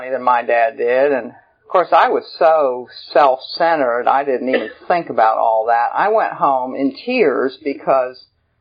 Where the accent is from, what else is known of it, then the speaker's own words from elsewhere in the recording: Lancaster, Pennsylvania, United States; also born or lived in Denver, Colorado; now in Phenix City, United States; I grew up in Lancaster, Pennsylvania